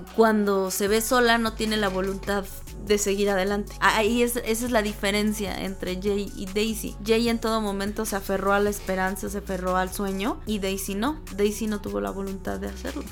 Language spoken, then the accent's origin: Spanish; Mexico; somos mexicanos